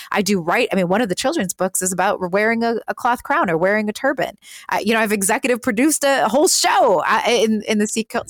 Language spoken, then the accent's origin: English; Milwaukee, Wisconsin, United States; we started a company called Birth Coach Milwaukee, which is my hometown